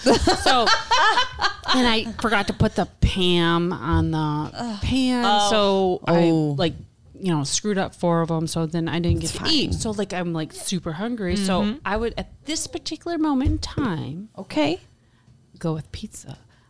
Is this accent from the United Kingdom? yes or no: no; Ireland; I am Irish.